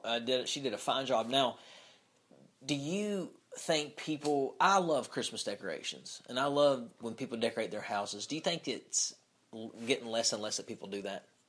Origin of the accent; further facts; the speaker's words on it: Knott County, Kentucky, United States; I'm from Knott County